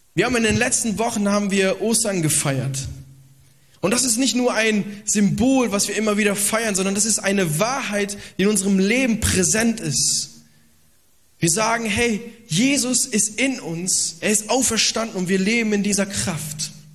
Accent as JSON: {"language": "German", "country": "Italy", "said": "Ich bin auch äh, Italiener"}